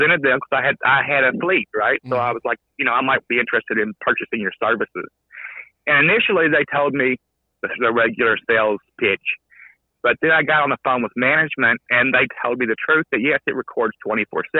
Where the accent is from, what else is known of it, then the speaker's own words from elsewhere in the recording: Kentucky, United States; I'm from Kentucky